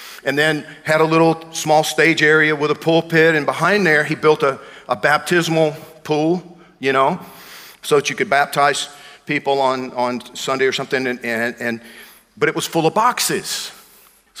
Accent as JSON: {"language": "English", "region": "Georgia", "country": "United States", "tie": "born or raised there", "moved": "yes", "said": "I grew up in Georgia"}